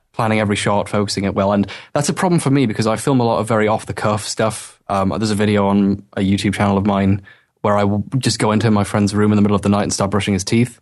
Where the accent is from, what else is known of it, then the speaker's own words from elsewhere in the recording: England, United Kingdom; moved away as an adult; now in Wales, United Kingdom; I'm from Britain, well, England, but, uh, I'm at university right now in Wales